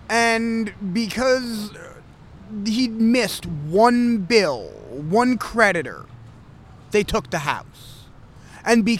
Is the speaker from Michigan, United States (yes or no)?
yes; Michigan, United States; I was originally from Michigan